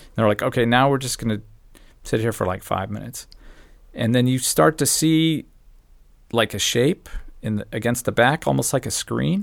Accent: Phoenix, Arizona, United States; I grew up in Phoenix.

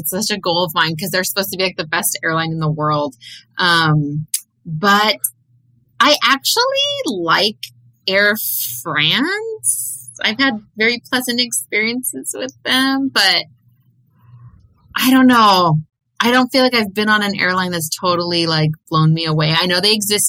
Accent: West Coast, United States; growing up on the West Coast

